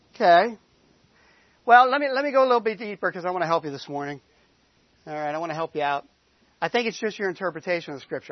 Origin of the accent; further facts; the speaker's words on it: Boston, Massachusetts, United States; moved away as an adult; We come from the Boston area. We've been down here a long time now, 15 years